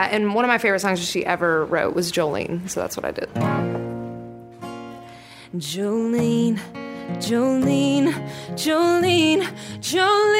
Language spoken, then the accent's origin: English; Kentucky, United States; I grew up in Kentucky